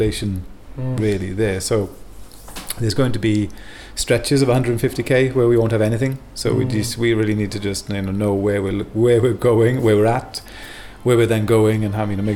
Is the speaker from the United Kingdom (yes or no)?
yes; Wales, United Kingdom; also born or lived in Belgium; now in Sweden; I'm from Wales originally, but found my way here back in 2007